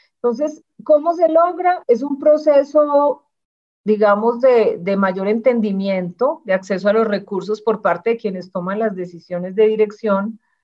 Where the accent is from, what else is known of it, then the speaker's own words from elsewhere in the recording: Medellín, Antioquia, Colombia; yo nací en Medellín, tuve una infancia muy estimulante